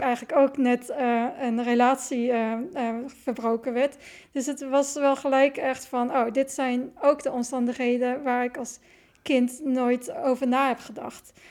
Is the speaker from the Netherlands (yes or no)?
yes; Netherlands; also born or lived in China; ik was eh, opgegroeid in een wit dorp